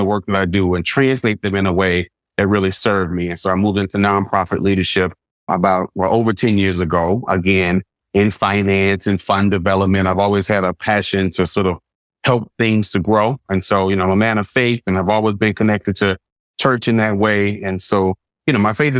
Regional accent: Baton Rouge, Louisiana, United States; moved away as an adult; now in Los Angeles, United States; I was born and raised in Baton Rouge, moved to Los Angeles on the cusp of my 30th birthday.

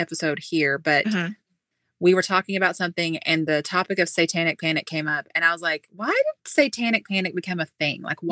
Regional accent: Southern, United States; accent: Southern

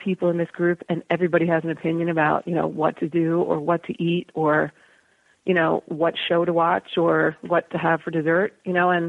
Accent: United States; You know, I'm an American kid and I get

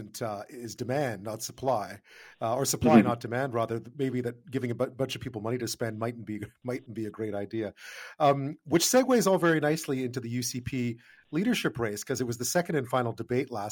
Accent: Quebec, Canada; moved away; also born or lived in Edmonton, Alberta; I grew up in Quebec and I lived in Edmonton as a kid.

